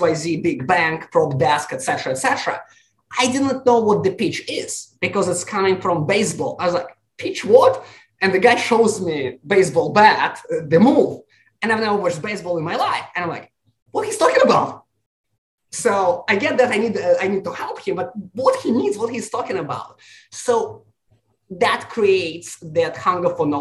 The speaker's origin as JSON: {"language": "English", "region": "Siberia", "country": "Russia", "tie": "born or raised there", "also_born_or_lived": "New York", "second_language": "English", "moved": "as an adult", "lives_now": "California, United States", "said": "Growing up, I grew up in Russia."}